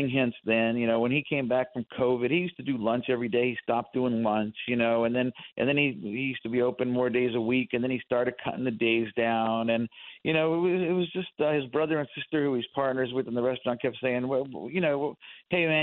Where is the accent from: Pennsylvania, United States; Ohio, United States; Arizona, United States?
Pennsylvania, United States; Scranton; moved away; I grew up in Scranton, and you know, Scranton area is full of places like Angeloni's